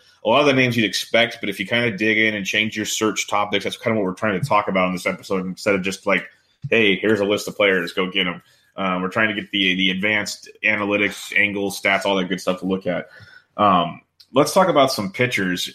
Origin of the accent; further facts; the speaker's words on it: Woodland, California, United States; I'm born and raised in Woodland, California.